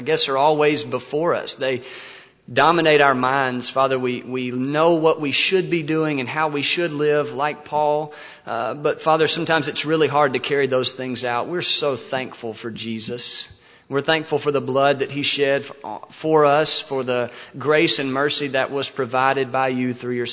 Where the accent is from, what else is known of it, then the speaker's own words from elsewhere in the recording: North Louisiana, United States; moved away; I grew up in North Louisiana